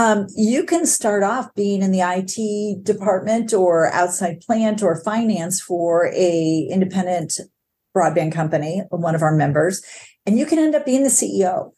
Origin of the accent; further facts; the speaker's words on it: New York, United States; born there; also born or lived in Michigan; born in New York under IBM umbrella, and then, you know, moved to Michigan